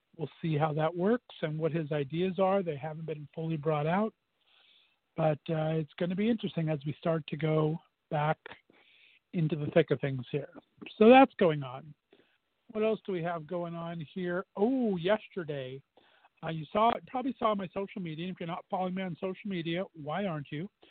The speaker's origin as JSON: {"language": "English", "region": "Southern California", "country": "United States", "tie": "born or raised there", "moved": "yes", "said": "born and raised in Southern California"}